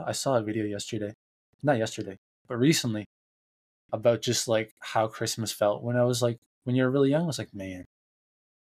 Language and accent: English; Canada; I'm Canadian